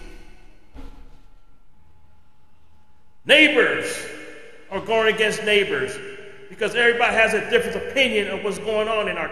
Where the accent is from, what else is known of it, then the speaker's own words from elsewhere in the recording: California, United States; my home state of California